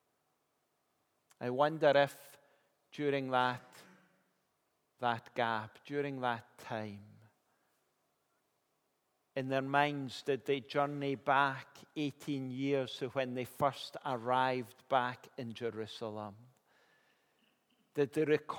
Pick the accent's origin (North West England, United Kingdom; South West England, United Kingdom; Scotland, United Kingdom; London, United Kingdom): Scotland, United Kingdom; Kilmarnock; I grew up in Kilmarnock